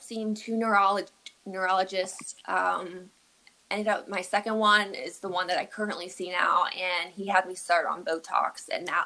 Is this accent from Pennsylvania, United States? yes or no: yes; Pittsburgh, Pennsylvania, United States; moved away as an adult; now in Pleasantville, United States; I am actually not from New York at all. I grew up and was raised in Pittsburgh, Pennsylvania.